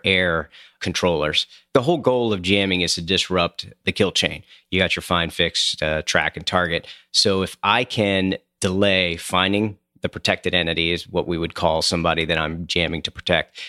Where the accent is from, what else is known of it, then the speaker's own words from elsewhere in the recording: Coatesville, Pennsylvania, United States; moved away; grew up in a town called Coatesville, Pennsylvania